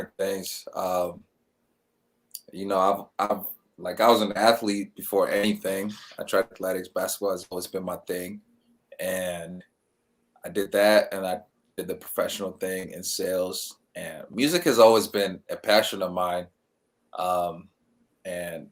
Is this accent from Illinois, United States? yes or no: no; Michigan, United States; also born or lived in Kenya; We're both from Michigan